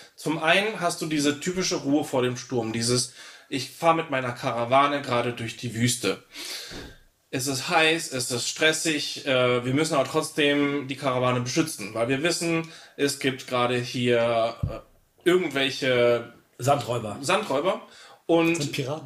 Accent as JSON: {"language": "German", "country": "Italy", "moved": "yes", "said": "als Italiener"}